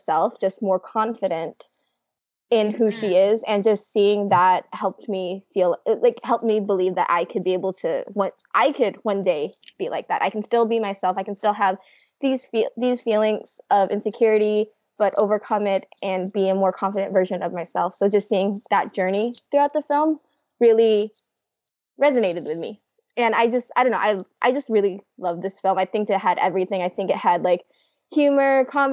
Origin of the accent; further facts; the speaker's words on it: United States; I'm Asian American